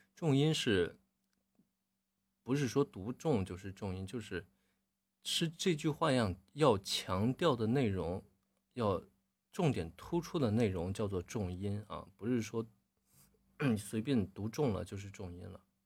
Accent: Northeast China, China; 咱们东北话里边儿

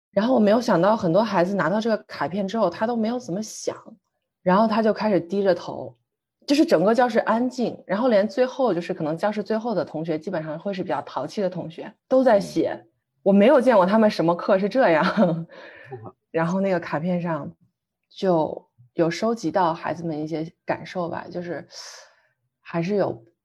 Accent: Xi'an, Shaanxi, China; 就从我的家乡西安坐火车咣当咣当咣当，然后到了贵阳

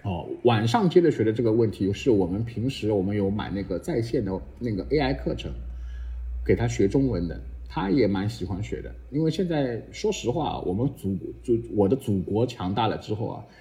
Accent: Shanghai, China; moved away as an adult; now in Singapore; 我们上海人

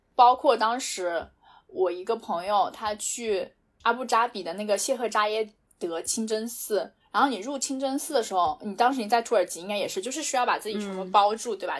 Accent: China; moved away as an adult; also born or lived in United Arab Emirates / Europe; 我觉得在中国，我们中国人对所有人都很友好

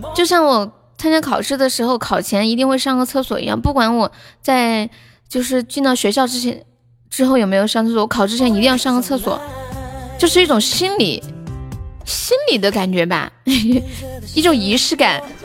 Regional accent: Chengdu, Sichuan, China; 我是四川嘞

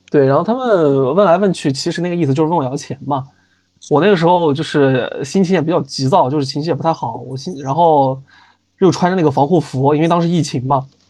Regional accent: Northwest China, China; moved away as an adult; also born or lived in Cameroon; 因为我之前我是北方人嘛，我家是西北这边，其实吃海鲜吃得不是很多

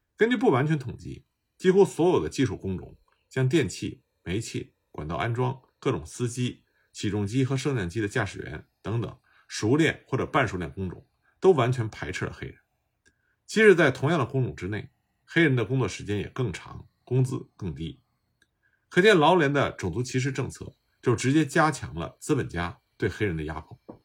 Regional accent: China; 我们中国人所熟知的五一劳动节

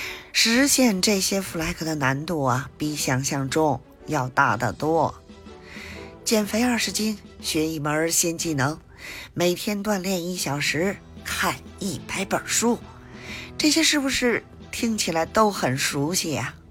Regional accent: Beijing, China

